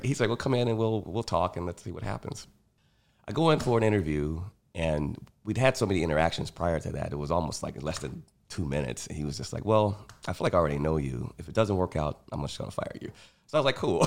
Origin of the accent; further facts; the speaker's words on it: Chicago, Illinois, United States; I grew up on the South Side, very sort of sheltered